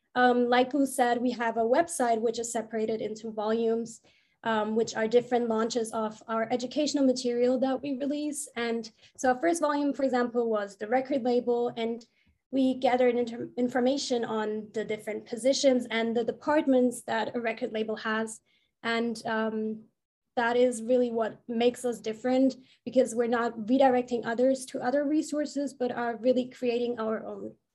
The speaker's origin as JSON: {"language": "English", "country": "Germany", "said": "I'm from Germany."}